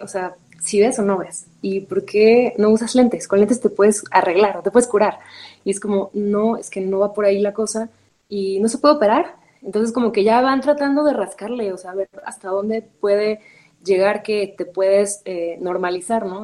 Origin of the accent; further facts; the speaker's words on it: Ensenada, Baja California, Mexico; now in Mexico City, Mexico; yo soy de Baja California, crecí en Ensenada y vivo en Ciudad de México